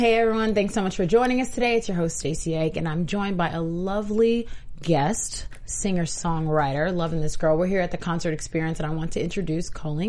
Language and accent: English; Houston, Texas, United States; moved away; So you're from my hometown as well.